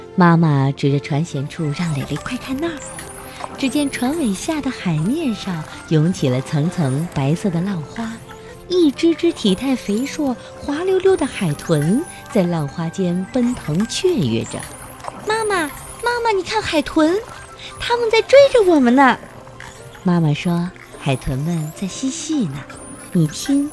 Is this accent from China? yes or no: yes; Fujian, China; 我是来自福建的